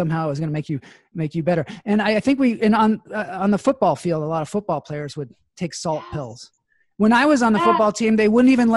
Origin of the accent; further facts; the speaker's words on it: Seattle, Washington, United States; I grew up in Seattle